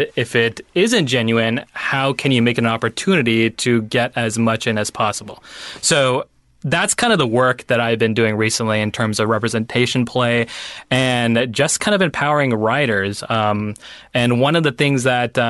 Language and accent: English; Pakistan; my experience as a Pakistani Muslim